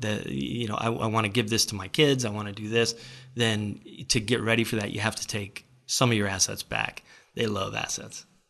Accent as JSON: {"language": "English", "region": "Florida", "country": "United States", "said": "We're from Florida"}